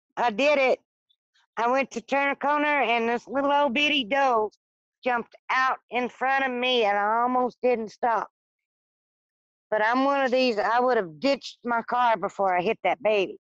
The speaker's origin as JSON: {"language": "English", "region": "Arkansas", "country": "United States", "tie": "born or raised there", "also_born_or_lived": "South Louisiana", "moved": "yes", "lives_now": "Michigan, United States", "said": "I was born in South Louisiana and raised in Arkansas, and wound up in Michigan"}